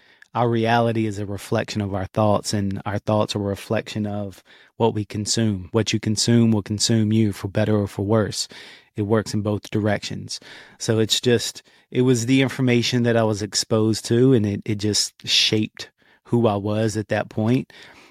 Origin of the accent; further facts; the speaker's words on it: Martinsville, Virginia, United States; Martinsville, Virginia, actually. Small town, probably never heard of it.